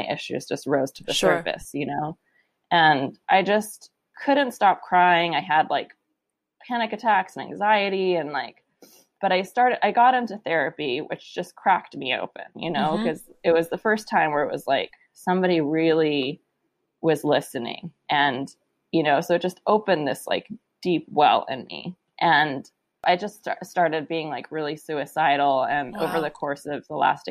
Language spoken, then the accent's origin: English; San Francisco, California, United States; I grew up in San Francisco